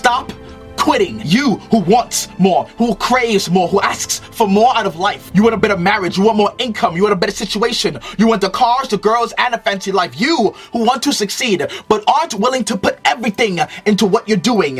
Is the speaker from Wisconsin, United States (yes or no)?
no; New York City, New York, United States; also born or lived in Trinidad; I was born in Trinidad but raised in Brooklyn, New York